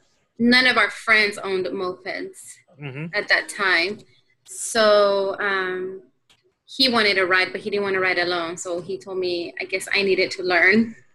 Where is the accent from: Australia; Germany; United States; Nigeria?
United States; Houston, Texas; Houston, Texas.